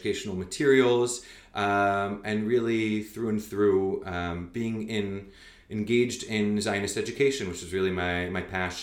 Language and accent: English; Montreal, Quebec, Canada; also born or lived in Calgary, Canada / New York, United States; now in Israel; I was born in Calgary. I grew up in Canada, in Montreal.